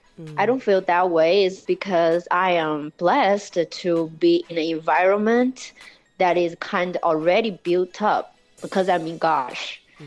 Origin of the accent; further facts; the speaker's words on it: Chongqing, China; In Chongqing, yeah.